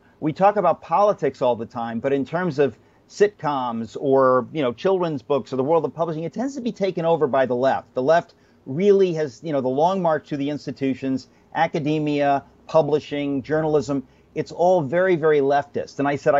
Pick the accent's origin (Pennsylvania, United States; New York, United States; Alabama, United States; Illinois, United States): New York, United States; I'm a New Yorker, and, you know, he's sort of vulgar, and I'm a Christian